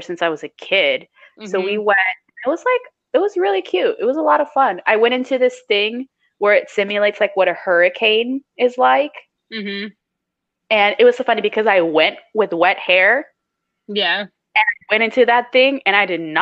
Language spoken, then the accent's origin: English; Miami, Florida, United States; I'm from Miami